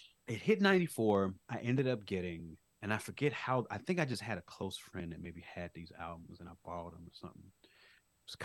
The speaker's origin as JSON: {"language": "English", "town": "Chicago", "region": "Illinois", "country": "United States", "tie": "born or raised there", "said": "I grew up on the South Side of Chicago."}